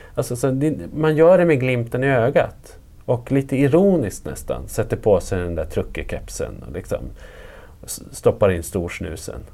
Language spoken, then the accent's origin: Swedish; Arbrå, Gävleborg County, Sweden; moved away; also born or lived in Stockholm; jag är ju uppvuxen i, en, i utkanten av en centralort också, ska jag säga, som har förfallit på det här, alltså på ett sånt där mm. monumentalt sätt. Det har verkligen bara rasat, rasat ner och den heter Arbro